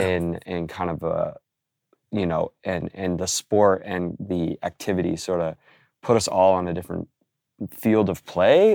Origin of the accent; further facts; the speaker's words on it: Oregon, United States; now in New York, United States; born in, in Oregon, uh, living out here in New York